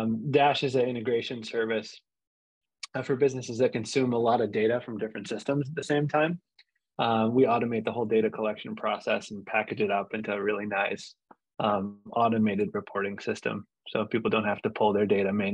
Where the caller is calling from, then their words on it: South Florida, United States; I'm calling in from South Florida now.